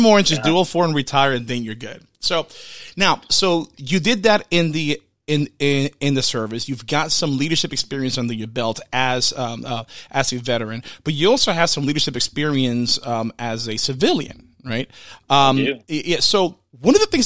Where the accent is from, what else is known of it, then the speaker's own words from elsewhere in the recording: Orlando, Florida, United States; I'm from the Orlando area